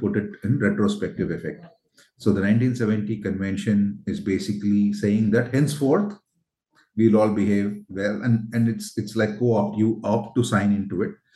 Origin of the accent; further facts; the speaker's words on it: Tamil Nadu, India; my home state uh, in Tamil Nadu